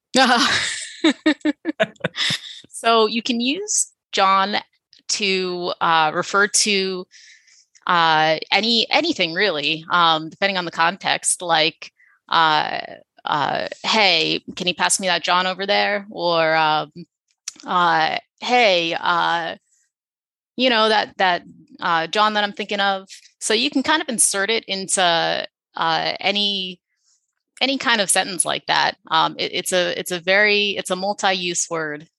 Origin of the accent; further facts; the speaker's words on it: Philadelphia, Pennsylvania, United States; moved away as an adult; also born or lived in New York City; now in San Antonio, United States; I grew up in Philadelphia. I had never left Philadelphia until intern year